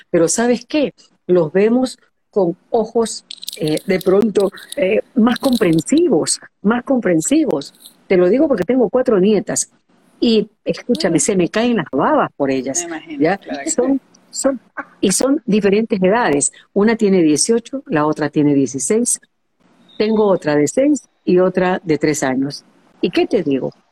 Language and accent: Spanish; Guayaquil, Guayas, Ecuador; born or raised there